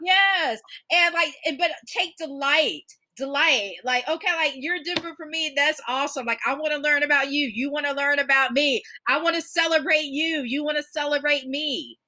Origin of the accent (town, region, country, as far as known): Georgia, United States; born or raised there